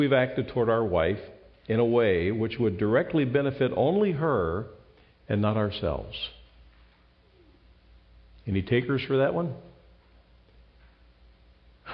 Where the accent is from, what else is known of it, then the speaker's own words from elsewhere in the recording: Ohio, United States; moved away; I'm from Ohio